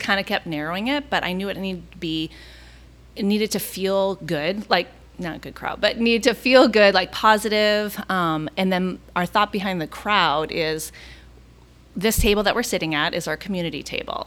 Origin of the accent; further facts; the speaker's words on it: Minneapolis, Minnesota, United States; now in Orlando, United States; I'm originally from Minneapolis